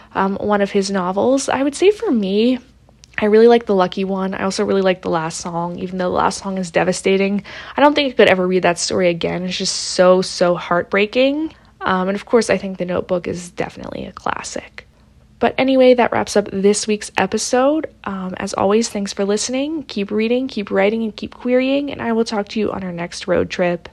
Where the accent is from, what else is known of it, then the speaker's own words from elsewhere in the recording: Pittsburgh, Pennsylvania, United States; I'm from Pittsburgh.